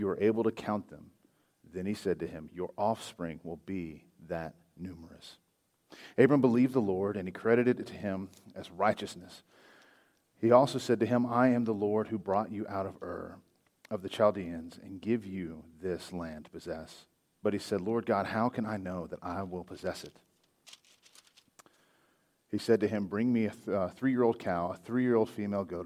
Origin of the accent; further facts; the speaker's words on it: Hobbs, New Mexico, United States; moved away as an adult; also born or lived in Fort Worth, Texas; now in Alamogordo, United States; I'm originally from Homs, New Mexico. I was born and raised over there all my life until, I don't know, 7 or 8 years ago